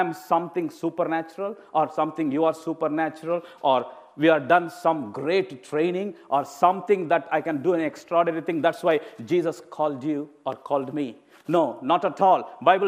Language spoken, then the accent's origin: English; India; moved away as an adult; I'm an Indian preacher. Of course, I've been living in this country for past 17 and a half years